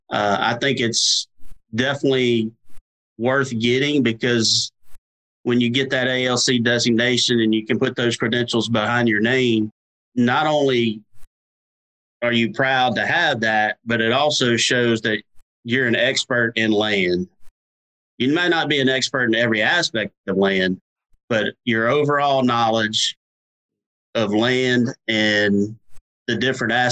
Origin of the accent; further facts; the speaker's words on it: Louisiana, United States; I grew up hunting in Louisiana, duck hunting in Venice in South Louisiana, and deer hunting in North Louisiana.